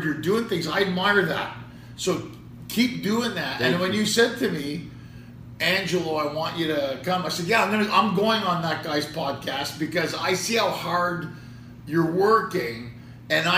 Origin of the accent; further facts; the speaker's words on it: Montreal, Quebec, Canada; also born or lived in Ottawa; being a Montrealer, you know, I was born in Montreal. And I was born in Park X. And I lived here to a younger age. Then I moved to Ottawa. Then I came back.